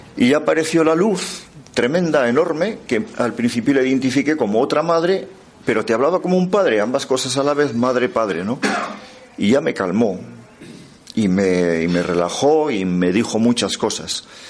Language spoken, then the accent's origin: Spanish; the Pyrenees, Aragon, Spain; soy del Pirineo